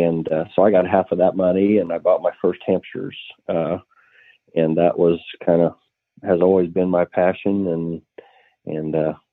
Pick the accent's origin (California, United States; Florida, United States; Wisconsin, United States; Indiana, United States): Indiana, United States; Waldron; also born or lived in Arlington, Indiana; Where I'm from, I grew up in Waldron, which is Waldron, Indiana, just south of Indianapolis there, southeast a little bit. And we currently live in Arlington, which is about 30 miles due east of Indianapolis.